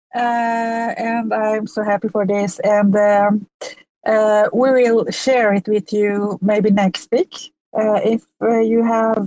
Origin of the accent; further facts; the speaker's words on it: Iran; first language Persian; English is a second language; now in Sweden; my first language is Persian. I live in Sweden, but I'm from Iran